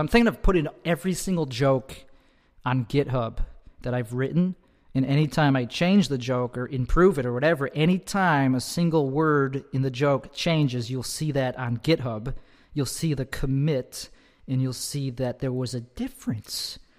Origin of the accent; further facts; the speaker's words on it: Chicago, Illinois, United States; I'm from Chicago. Chicago. That's where I'm from. I'm from the suburbs of Chicago.